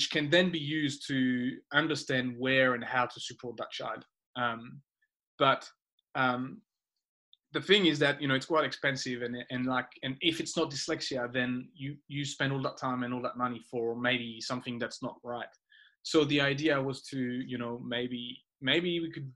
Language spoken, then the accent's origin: English; France; moved away as an adult; I grew up in France and I did my first half of life in France. I went to school in France